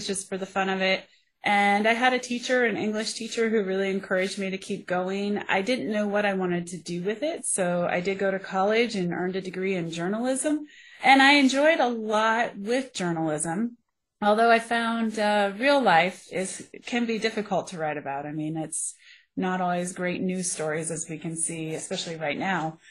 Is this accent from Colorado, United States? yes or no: yes; Colorado, United States; I grew up here in Colorado. I'm a Colorado native